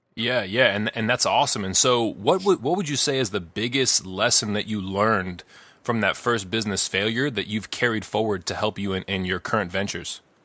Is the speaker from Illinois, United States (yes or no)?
yes; Chicago, Illinois, United States; we're both from Chicago or from the Chicago area